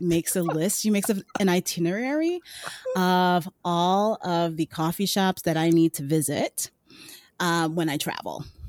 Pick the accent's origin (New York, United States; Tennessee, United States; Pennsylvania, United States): New York, United States; New York City; I lived in New York City. I'm from Brooklyn. Yuh, Brooklyn